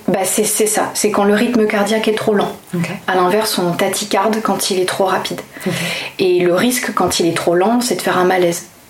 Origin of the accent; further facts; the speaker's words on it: Toulouse, Occitania, France; d'où je viens Je viens de Toulouse.